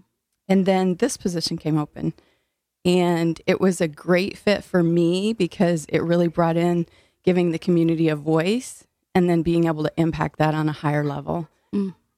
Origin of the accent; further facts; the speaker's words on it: Illinois, United States; now in New Haven, United States; I am originally from Illinois.